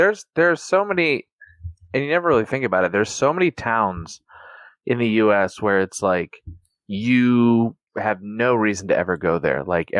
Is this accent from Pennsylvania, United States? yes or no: no; Davidsonville, Maryland, United States; I grew up in the town of Davidsonville